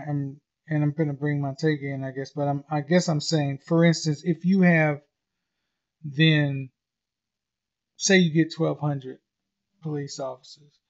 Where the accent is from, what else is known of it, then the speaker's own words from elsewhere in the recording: St. Louis, Missouri, United States; now in Atlanta, United States; I grew up in St. Louis